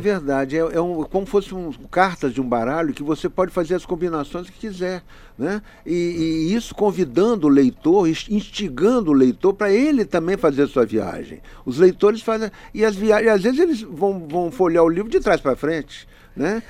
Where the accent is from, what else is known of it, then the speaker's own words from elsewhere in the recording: Espírito Santo, Brazil; nós somos capixabas